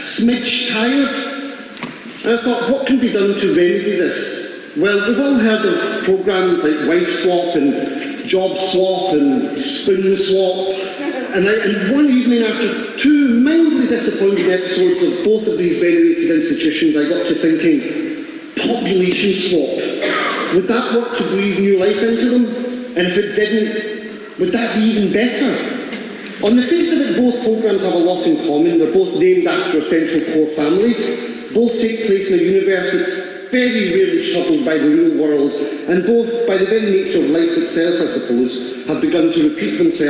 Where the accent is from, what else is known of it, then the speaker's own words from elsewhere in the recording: Glasgow, Scotland, United Kingdom; I'm from Glasgow